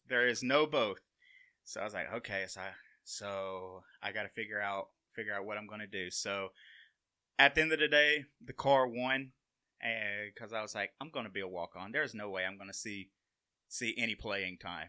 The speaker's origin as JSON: {"language": "English", "town": "Sumiton", "region": "Alabama", "country": "United States", "tie": "born or raised there", "said": "I'm originally from Summiton, Alabama"}